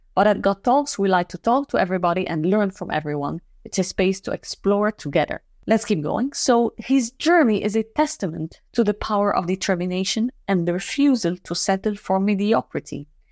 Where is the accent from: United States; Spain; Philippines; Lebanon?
Lebanon; moved away; I'm from Lebanon as well